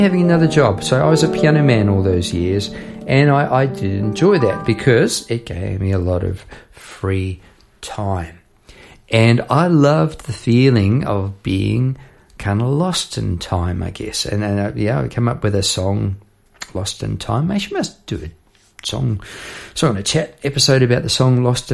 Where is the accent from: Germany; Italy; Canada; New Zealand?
New Zealand; moved away as an adult; now in Australia; Part of me will always be from, you know, bit there in New Zealand